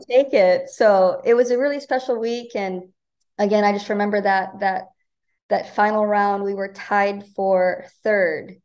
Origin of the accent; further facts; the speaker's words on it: Omaha, Nebraska, United States; moved away as an adult; now in Bakersfield, United States; I'm from Omaha, Nebraska